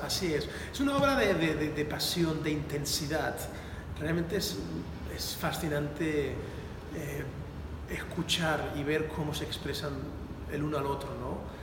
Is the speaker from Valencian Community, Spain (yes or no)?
yes; Valencia, Valencian Community, Spain; moved away as an adult; also born or lived in Palm Beach, Florida / Naples, Florida; mi ciudad natal, en Valencia